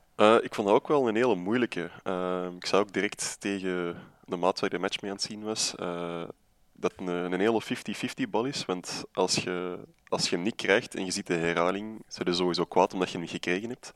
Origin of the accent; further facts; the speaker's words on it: Antwerp, Flanders, Belgium; oorspronkelijk ben ik van Borgerhout